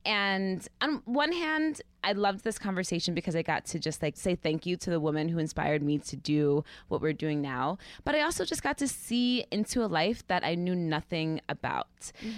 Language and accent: English; the Catskills, New York, United States; I grew up in the Catskills